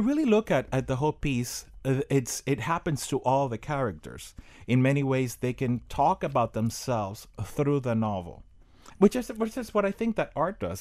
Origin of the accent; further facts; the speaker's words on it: Miami, Florida, United States; I grew up in Miami, and I went to Miami Senior High